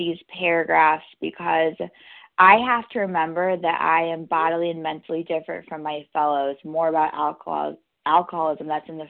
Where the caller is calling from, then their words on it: New York, United States; I'm calling from New York, New York.